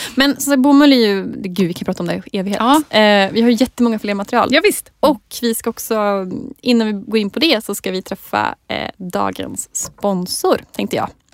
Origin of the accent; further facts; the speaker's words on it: Jämtland, Sweden; Jag är också från Jämtland